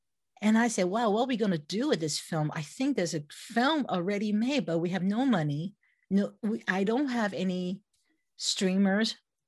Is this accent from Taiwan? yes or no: yes; Taiwan; English is a second language; When I was 6 years old, when I was in kindergarten, this is growing up in Taiwan, right? So I was the youngest of three and I never went to daycare.